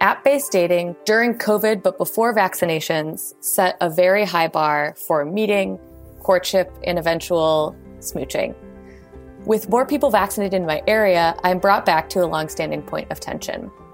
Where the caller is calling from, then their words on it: Oakland, California, United States; I'm calling in from Oakland, California